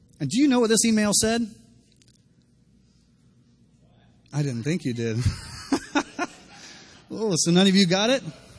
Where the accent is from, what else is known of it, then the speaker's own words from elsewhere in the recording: Miami, Florida, United States; I'm from Miami